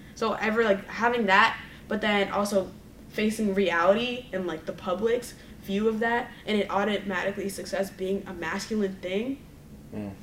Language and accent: English; Boston, Massachusetts, United States; growing up in Boston